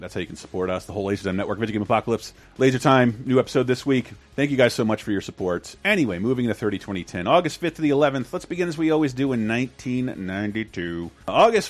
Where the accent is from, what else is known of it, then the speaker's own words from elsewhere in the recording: Florida, United States; it was a lot of fun for me growing up in Florida